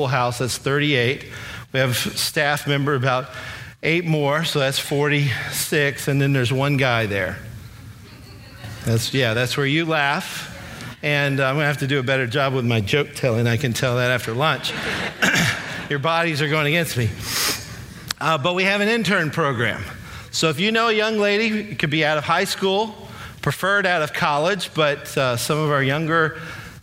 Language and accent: English; Alabama, United States; also born or lived in Kentucky; I was born in Kentucky, moved to Alabama when I was about 10 years old. So I really hail from Alabama